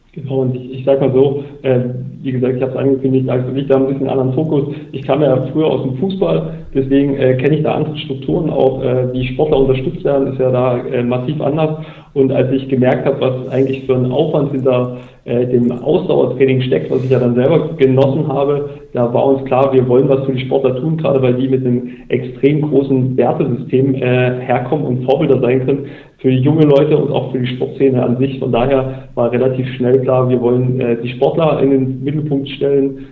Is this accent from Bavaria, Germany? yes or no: no; Bautzen, Saxony, Germany; Weil das mein Geburtsort ist